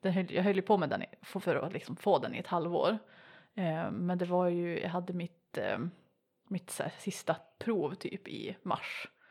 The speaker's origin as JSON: {"language": "Swedish", "town": "Piteå", "region": "Norrbotten County", "country": "Sweden", "accent": "Norrland dialect", "said": "jag kommer från Piteå, om det inte hörs"}